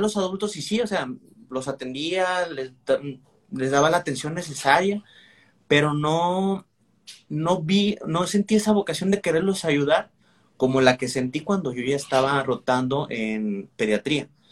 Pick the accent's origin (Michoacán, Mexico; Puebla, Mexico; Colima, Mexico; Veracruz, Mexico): Colima, Mexico; Manzanillo; moved away as an adult; also born or lived in Villahermosa, Tabasco; now in Monterrey, Mexico; yo soy de Manzanillo, Colima